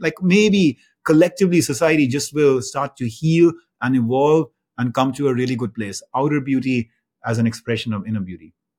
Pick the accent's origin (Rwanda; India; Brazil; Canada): India; moved away as an adult; now in United States; I grew up in India and, um, I moved to the United States after, after college